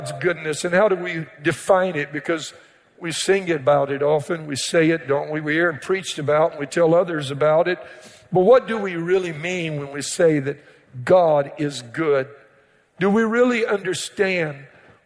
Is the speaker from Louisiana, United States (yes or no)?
yes; Cajun, Louisiana, United States; I'm a Cajun